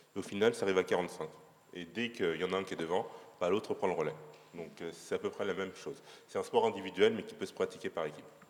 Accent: Paris, Île-de-France, France; je suis parisien pur

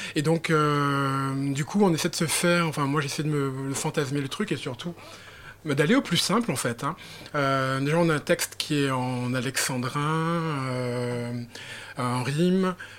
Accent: Guadeloupe; moi je suis guadeloupéen

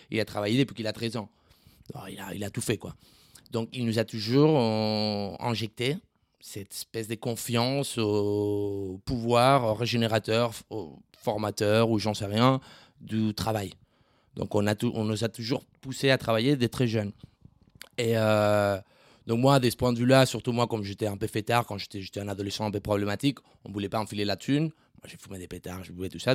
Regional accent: Esplugues de Llobregat, Catalonia, Spain; French is a second language; also born or lived in Barcelona; now in France; je viens d'Esplugas, qui est une, ville en sud de Barcelone

